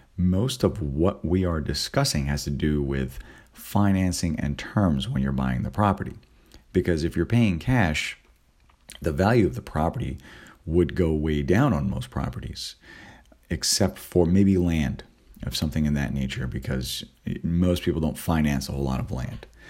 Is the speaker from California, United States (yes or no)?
yes; California, United States; moved away; also born or lived in East Coast; on the East Coast, and I'm originally from California